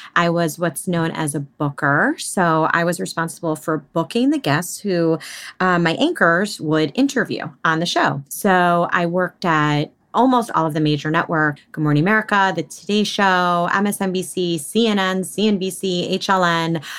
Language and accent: English; outside of New York City, United States; I was born and raised outside of New York City.